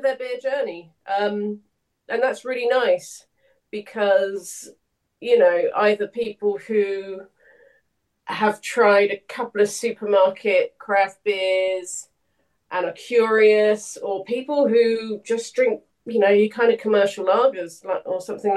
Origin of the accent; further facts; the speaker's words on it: St Austell, South West England, United Kingdom; I grew up in St Austell in Cornwall